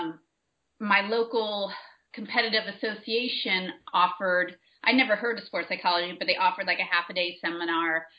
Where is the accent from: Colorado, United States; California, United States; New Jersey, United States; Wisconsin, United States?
California, United States; San Francisco Bay Area; I'm from the San Francisco Bay Area, so when I was researching graduate schools, it just so happens that the school that was the best fit for doing applied sports psychology was right here in the Bay Area, 20 minutes from where I grew up